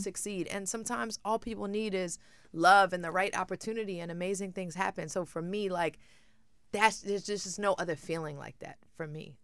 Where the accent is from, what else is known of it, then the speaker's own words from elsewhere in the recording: Brooklyn, New York, United States; moved away; when I grew up in Brooklyn, it was a different upbringing